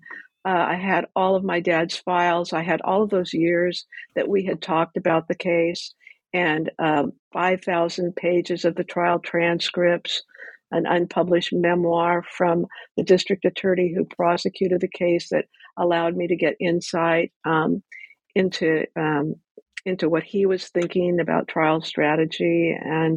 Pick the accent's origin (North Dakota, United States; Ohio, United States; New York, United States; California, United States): California, United States; Ventura; I grew up in Ventura